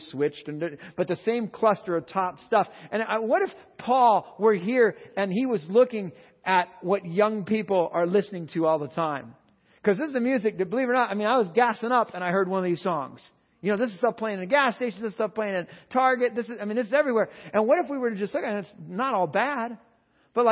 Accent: California, United States; I'm from California

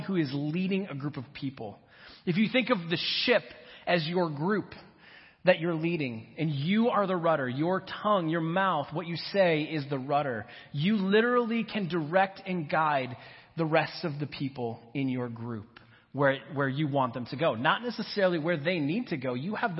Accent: Minnesota, United States; I grew up in Minnesota

